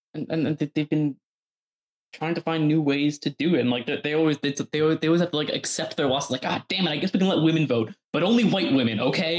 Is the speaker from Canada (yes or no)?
yes; Canada